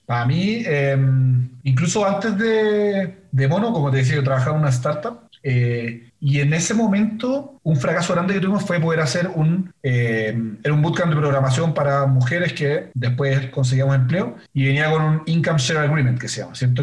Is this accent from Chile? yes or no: yes; Chile; soy chileno